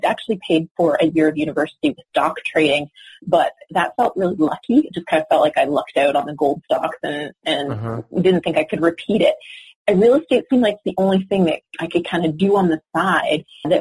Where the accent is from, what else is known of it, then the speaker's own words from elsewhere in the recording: Canada; moved away as an adult; now in Los Angeles, United States; I'm Canadian. I actually just moved to Los Angeles